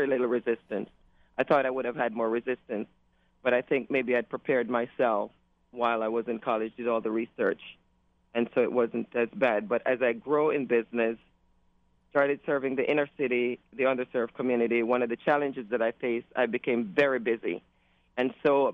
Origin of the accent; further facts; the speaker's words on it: Toronto, Ontario, Canada; moved away as an adult; also born or lived in Jamaica; now in California, United States; I was born in Jamaica, came from, grew up in Toronto, Canada, and came here through my nursing profession